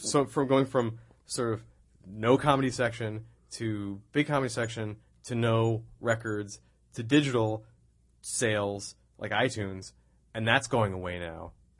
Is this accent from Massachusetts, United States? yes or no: no; New York, United States; I love New York. That was one of the. I'm a New Yorker at heart.